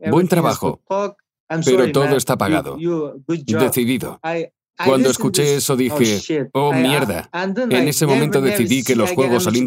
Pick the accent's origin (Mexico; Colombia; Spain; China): China; Nací en China. Tengo uh, nacionalidad kazaja. En China hay 3 millones de kazajos.